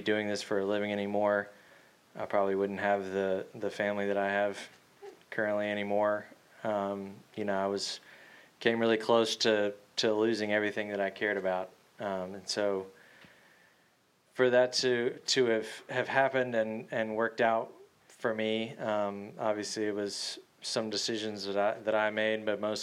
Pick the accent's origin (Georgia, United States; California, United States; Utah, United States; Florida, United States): Georgia, United States; growing up in Georgia